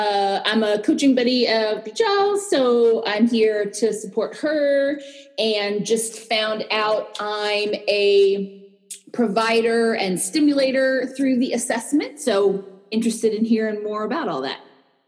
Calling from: Tucson, Arizona, United States; I'm calling from Tucson, Arizona. Maybe not quite as hot as Phoenix, but still pretty hot.

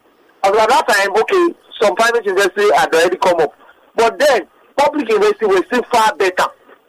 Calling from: Kenya; I'm calling from Kenya.

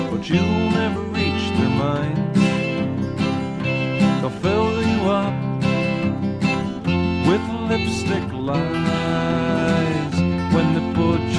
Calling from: Florida, United States; I'm from Florida, and I enjoyed your recent episode discussing Russian music and musicians.

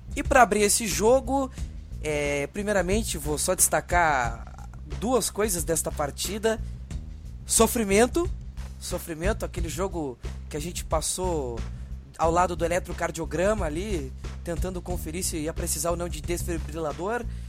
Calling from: Rio Grande, Rio Grande do Sul, Brazil; eu falo de Rio Grande, Rio Grande do Sul

